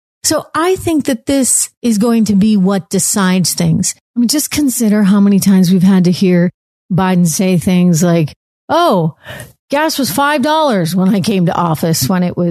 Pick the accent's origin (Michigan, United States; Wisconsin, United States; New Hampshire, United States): New Hampshire, United States; moved away; I grew up in New Hampshire, born and raised